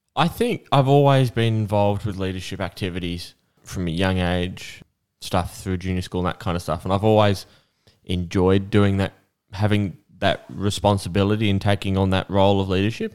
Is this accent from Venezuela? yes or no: no; Australia; I'm an Aussie with Aussie heritage